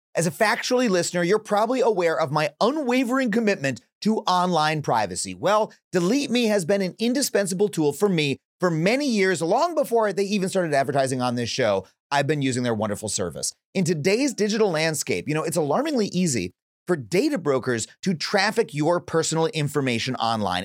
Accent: New York, United States; I'm saying this as a New Yorker

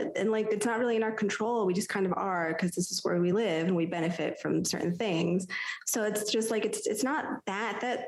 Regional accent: United States; as an American

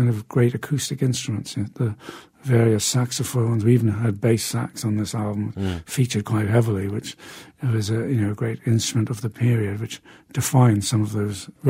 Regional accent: Newcastle upon Tyne, North East England, United Kingdom; my hometown of Newcastle in the north of England

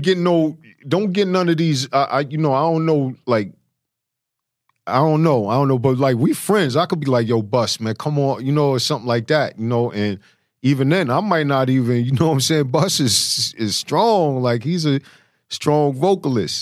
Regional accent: New York City, New York, United States; I'm from Flush and Queens

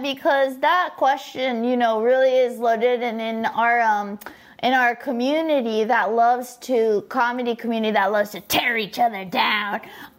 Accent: Orange County, Southern California, United States; I grew up in Orange County where there was like no art or culture

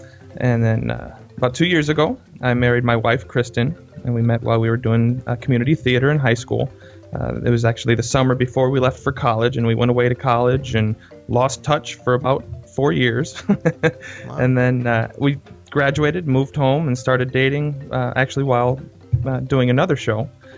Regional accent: Crown Point, Indiana, United States; I'm from Crown Point, Indiana. It's about an hour southeast of Chicago.

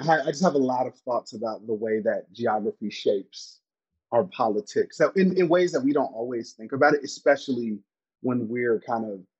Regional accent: Chicago, Illinois, United States; moved away as an adult; now in Colorado Springs, United States; I'm from Chicago, from the South Side of Chicago

